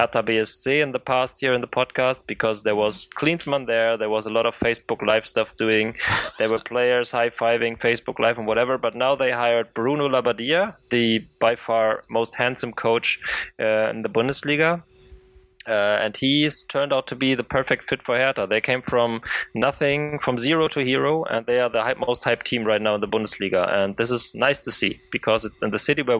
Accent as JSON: {"language": "English", "country": "Germany", "said": "I'm from Germany"}